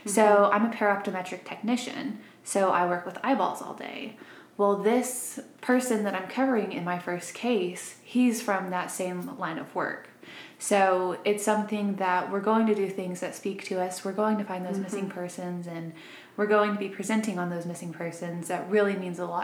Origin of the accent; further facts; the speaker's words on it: Missouri, United States; also born or lived in Arkansas; now in Huntsville, Alabama, United States; I'm originally from Arkansas. Then I grew up in Missouri.